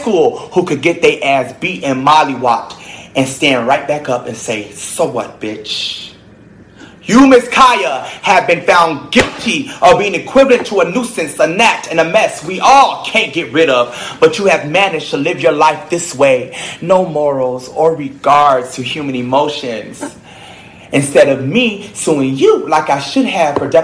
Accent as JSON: {"language": "English", "town": "Miami", "region": "Florida", "country": "United States", "said": "I'm from Miami"}